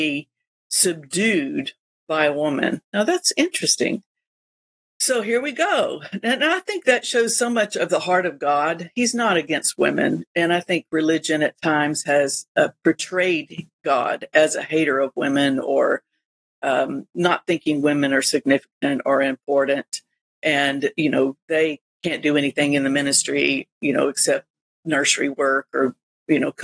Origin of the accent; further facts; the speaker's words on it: Florida, United States; we're from Florida